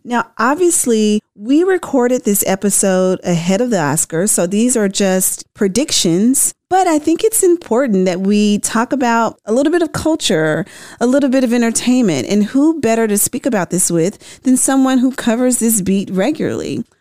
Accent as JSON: {"language": "English", "town": "Memphis", "region": "Tennessee", "country": "United States", "moved": "yes", "said": "I'm from Memphis originally."}